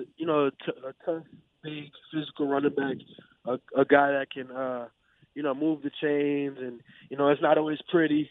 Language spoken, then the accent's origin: English; Madison, Wisconsin, United States; Madison, just with that being my hometown and me growing up and going to some Badger games